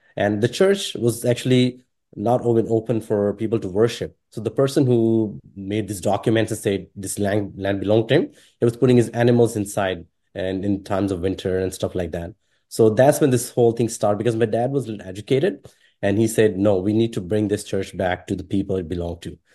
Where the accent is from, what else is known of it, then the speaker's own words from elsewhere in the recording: Pakistan; English is a second language; moved away; also born or lived in Sri Lanka; growing up in Pakistan